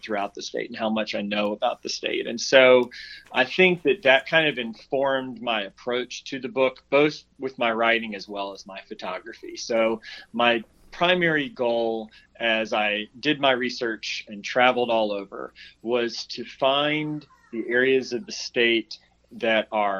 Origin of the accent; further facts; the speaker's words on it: Memphis, Tennessee, United States; moved away as an adult; now in Georgia, United States; I'm originally from Memphis, and I lived there for 18 plus years.